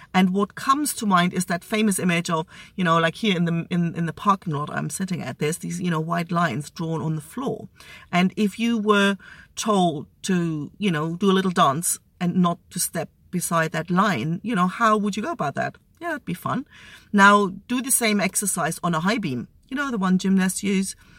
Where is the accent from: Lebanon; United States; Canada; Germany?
Germany; East Germany; also born or lived in Australia; now in Spain; growing up in East Germany